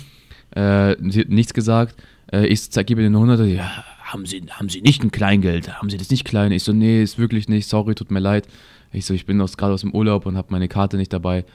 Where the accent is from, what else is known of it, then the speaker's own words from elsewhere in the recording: Munich, Bavaria, Germany; ich lebe jetzt, seitdem ich geboren bin in München